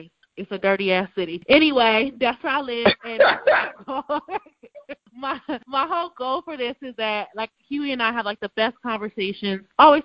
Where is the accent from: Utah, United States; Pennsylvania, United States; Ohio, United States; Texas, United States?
Ohio, United States; Cleveland; now in Baltimore, United States; I did grow up in the suburbs, so I'm asking you, that still means I'm from Cleveland